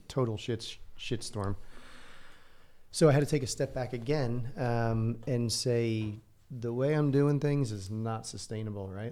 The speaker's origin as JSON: {"language": "English", "region": "New Jersey", "country": "United States", "tie": "born or raised there", "also_born_or_lived": "Santa Barbara, California", "moved": "as an adult", "said": "I grew up in a, you know, regular h-, household, loving household in New Jersey. I grew up in North, uh, half hour outside of New York City"}